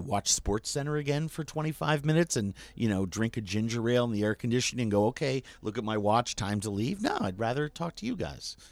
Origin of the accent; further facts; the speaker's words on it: New York, United States; growing up in New York